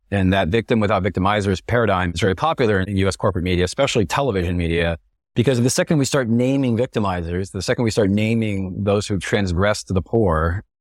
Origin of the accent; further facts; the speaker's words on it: Texas, United States; moved away; I come from a pretty conservative family, which I suppose is typical of growing up in Texas as a white guy